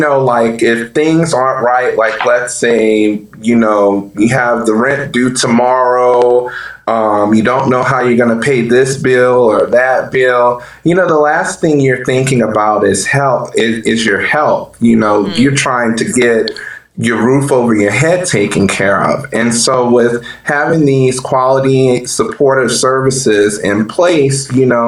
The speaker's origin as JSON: {"language": "English", "town": "New Orleans", "region": "Louisiana", "country": "United States", "tie": "born or raised there", "moved": "as an adult", "said": "I am from New Orleans, Louisiana, born and raised"}